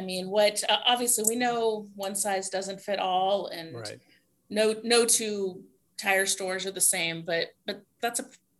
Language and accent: English; Kansas, United States; as being the Kansan, the native Kansan here on the podcast